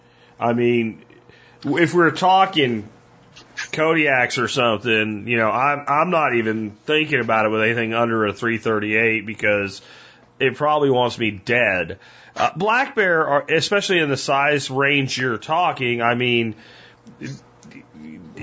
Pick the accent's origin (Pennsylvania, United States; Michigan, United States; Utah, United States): Pennsylvania, United States; now in Texas, United States; I grew up in Pennsylvania